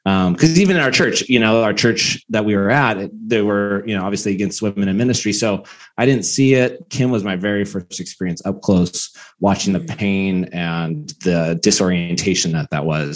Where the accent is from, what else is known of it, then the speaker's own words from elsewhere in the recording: Bakersfield, California, United States; I came very conservative upbringing. I'm from Bakersfield